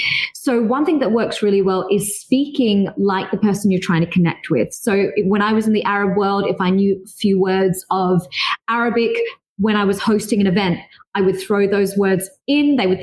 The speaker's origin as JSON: {"language": "English", "country": "Philippines", "said": "I had my best friend when I lived in Dubai as a Filipina."}